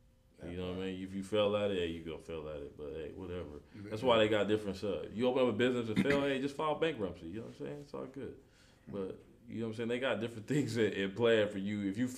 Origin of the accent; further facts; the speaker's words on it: Los Angeles, California, United States; also born or lived in Crenshaw, Los Angeles; I was raised from time from 0 to about 13. I was raised on Manchester and Dinker, so I was in the opposite. I was in the enemy hood of where Nipsey was at. So I grew up in the A-Trays.